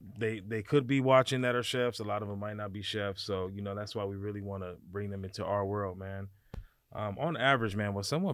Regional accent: Gardena, California, United States; also born or lived in Harbor City; I was born in Gardena, and I lived in Gardena till like my late teenage years.

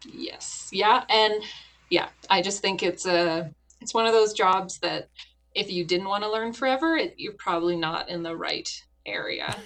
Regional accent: Canada; moved away as an adult; now in Wyoming, United States; I'm a Canadian in uh, land of Americans

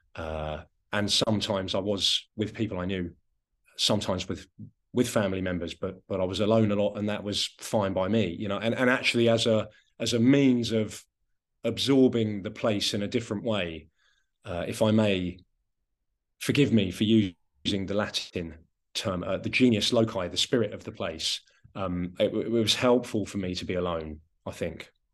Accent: West Sussex, South East England, United Kingdom; first language Anglo-Romany; I am from a particular place. I grew up in West Sussex

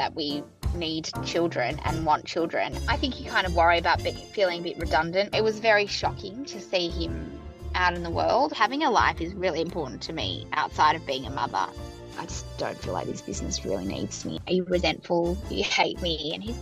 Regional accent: Sydney, New South Wales, Australia; moved away as an adult; also born or lived in New York; now in Melbourne, Australia; I grew up in Sydney and then I moved to New York in my kind of early to mid-20s

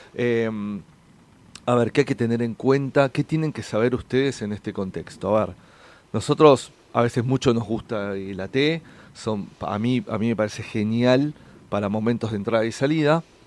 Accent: San Fernando, Buenos Aires Province, Argentina; yo soy del partido de San Fernando

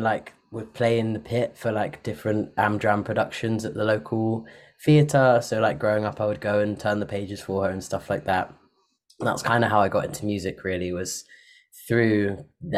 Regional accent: Parkstone, South West England, United Kingdom; also born or lived in Bristol; I grew up like different places on the South Coast, but I did most of my growing up in a little town called Parkstone, which is by like Poole and Bournemouth

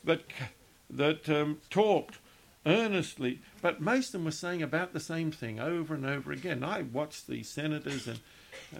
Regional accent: Australia; now in Virginia, United States; I'm from Australia originally.

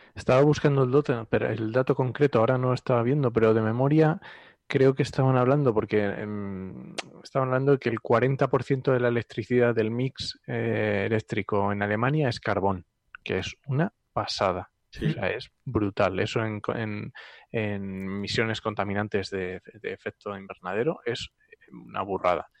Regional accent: Asturias, Spain; yo también soy asturiano

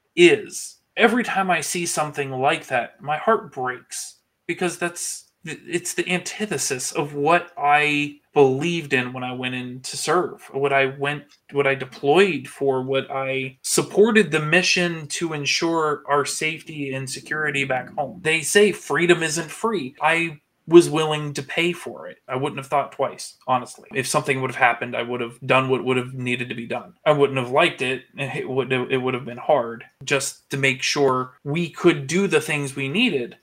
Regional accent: the North, United States; I grew up with it in the North too

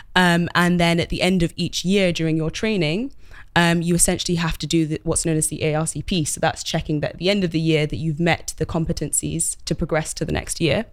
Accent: London, United Kingdom; I grew up in London and study-, studied in London as well

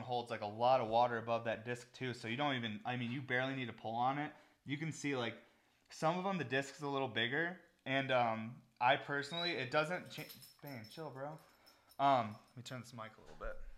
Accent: Syracuse, New York, United States; now in Colorado, United States; I'm from Syracuse, New York, where it's always gray

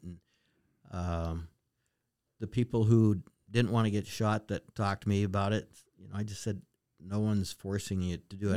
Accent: Western Montana, United States; moved away as an adult; now in Alaska, United States; I was born and raised in Montana

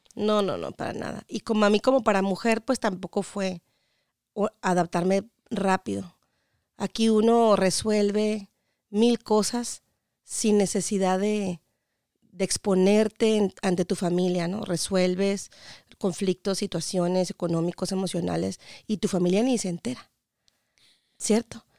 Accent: Mexicali, Baja California, Mexico; moved away as an adult; also born or lived in Washington, United States; now in United States; Yo soy Cachanilla, de Mexicali, Baja California, ah. orgullosamente norteña

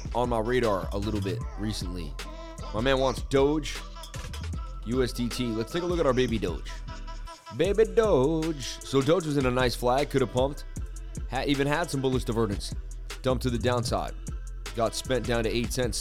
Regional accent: Massachusetts, United States; I'm from Massachusetts

